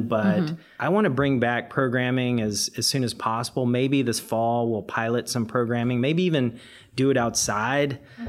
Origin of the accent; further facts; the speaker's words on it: the Carolinas, United States; now in San Francisco, United States; I grew up in the Carolinas